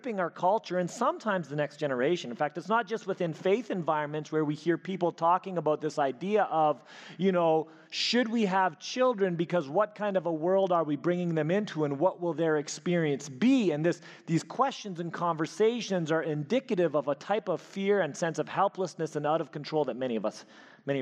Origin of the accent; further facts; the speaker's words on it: Elkhorn, Manitoba, Canada; moved away; I grew up in Elkhorn, Manitoba